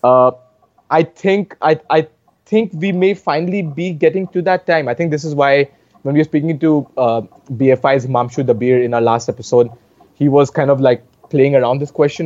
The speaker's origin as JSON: {"language": "English", "town": "Varanasi", "region": "Uttar Pradesh", "country": "India", "tie": "born or raised there", "said": "my home state of Uttar Pradesh"}